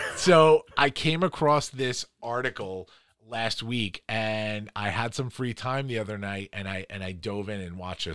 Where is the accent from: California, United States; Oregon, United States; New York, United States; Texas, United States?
New York, United States; New York City; also born or lived in Long Island; I was from Queens originally and then moved to Long Island, but grew up in Queens